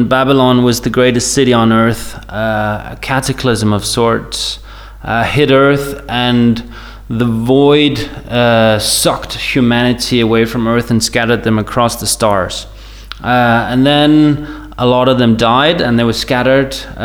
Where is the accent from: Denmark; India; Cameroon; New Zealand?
Denmark; I'm from Denmark in Europe